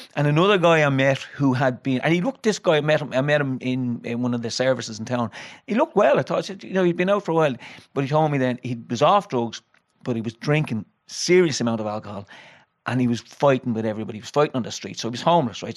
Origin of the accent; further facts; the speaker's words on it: Dublin, Leinster, Ireland; we're all from Dublin